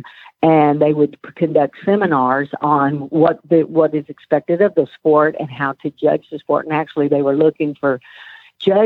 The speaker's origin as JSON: {"language": "English", "town": "Waco", "region": "Texas", "country": "United States", "tie": "born or raised there", "said": "I grew up in Waco, and then I went to Texas A&M University"}